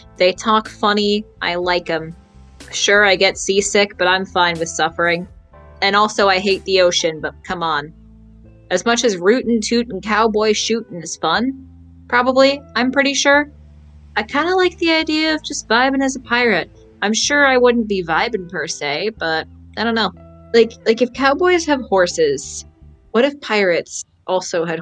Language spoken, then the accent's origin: English; Canada; I'm Canadian.